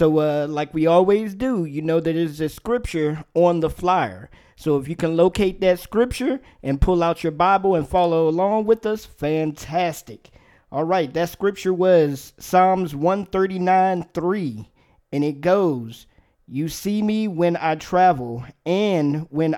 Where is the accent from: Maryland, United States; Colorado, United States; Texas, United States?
Maryland, United States; now in Virginia, United States; I grew up in the Maryland area